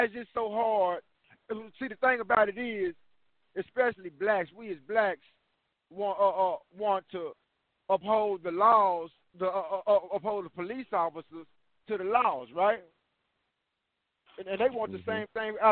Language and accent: English; Texas, United States; I'm from Texas